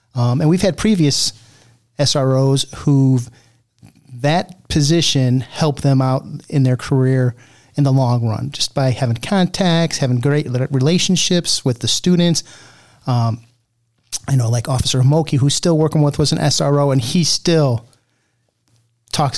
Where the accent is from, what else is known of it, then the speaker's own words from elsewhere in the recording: Cuyahoga County, Ohio, United States; now in Elyria, United States; I didn't grow up around here. I grew up actually in Cuyahoga County